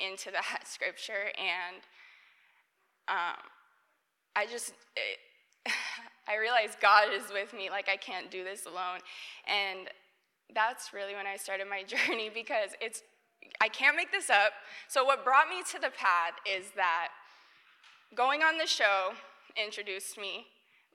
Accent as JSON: {"language": "English", "region": "Montana", "country": "United States", "tie": "born or raised there", "moved": "as an adult", "lives_now": "Atlanta, United States", "said": "I was born and raised in Montana, and I went to college in Montana as well"}